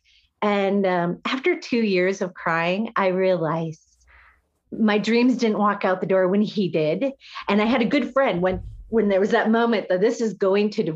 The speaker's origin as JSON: {"language": "English", "region": "Iowa", "country": "United States", "tie": "born or raised there", "said": "I went to high school here, was raised in Iowa, went to college in Iowa"}